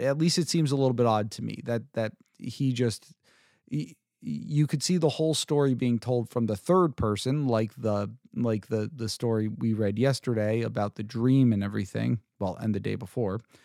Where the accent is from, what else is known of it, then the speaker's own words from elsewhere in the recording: New Jersey, United States; I'm from Jersey